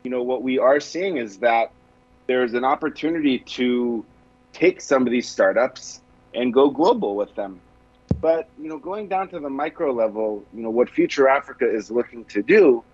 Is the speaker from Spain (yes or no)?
no; Israel; I'm from Israel originally